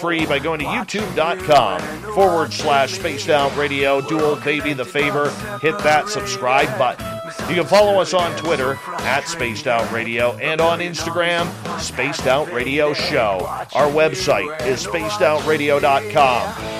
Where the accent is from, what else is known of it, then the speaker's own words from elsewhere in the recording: Lower Mainland of British Columbia, Canada; growing up in the Lower Mainland of British Columbia in the late 70s, early 80s